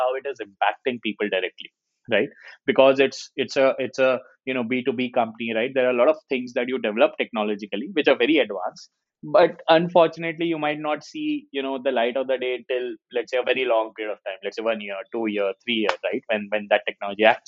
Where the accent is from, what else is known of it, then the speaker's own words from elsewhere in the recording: Jaipur, Rajasthan, India; I come from Jaipur